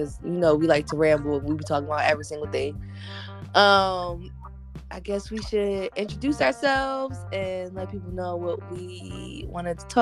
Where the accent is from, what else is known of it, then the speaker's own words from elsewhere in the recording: Philadelphia, Pennsylvania, United States; now in West Coast, United States; I am originally from Philadelphia, but I am currently living out on the West Coast